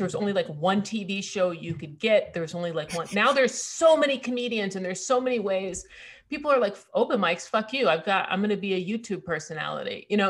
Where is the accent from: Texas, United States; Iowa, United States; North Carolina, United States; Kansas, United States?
Texas, United States; Austin; my hometown shows that were, like, you know, in Austin.